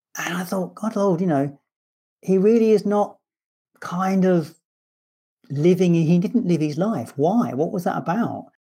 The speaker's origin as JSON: {"language": "English", "region": "London", "country": "United Kingdom", "moved": "as an adult", "lives_now": "Scotland, United Kingdom", "said": "I'm a Londoner in Scotland"}